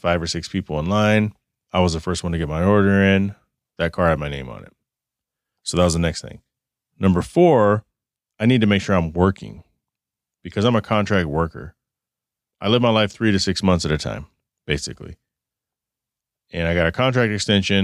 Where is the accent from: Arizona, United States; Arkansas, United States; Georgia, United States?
Arizona, United States; Phoenix; Phoenix, my hometown